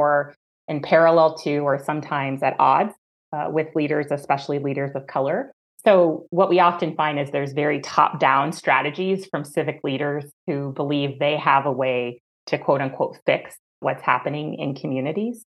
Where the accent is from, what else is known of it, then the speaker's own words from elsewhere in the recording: Orange County, California, United States; I grew up in Orange County, California